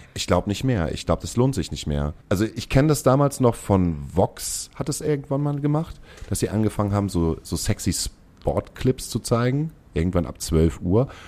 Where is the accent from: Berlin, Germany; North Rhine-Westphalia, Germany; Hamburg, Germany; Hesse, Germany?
Hamburg, Germany; als Hamburger